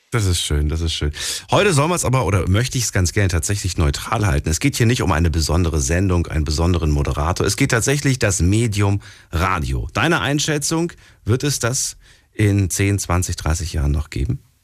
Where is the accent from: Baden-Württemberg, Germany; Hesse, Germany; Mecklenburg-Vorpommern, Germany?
Hesse, Germany; ich komme ja auch aus Hessen